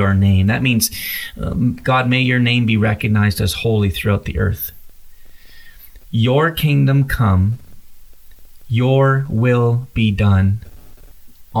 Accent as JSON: {"language": "English", "country": "Canada", "moved": "as an adult", "lives_now": "United States", "said": "I'm from Canada originally. I came to play baseball in the United States"}